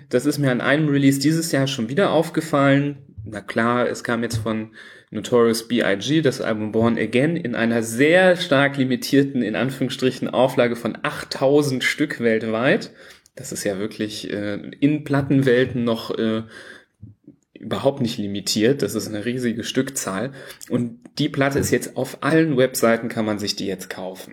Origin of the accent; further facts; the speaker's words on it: Düsseldorf, North Rhine-Westphalia, Germany; bei uns in Düsseldorf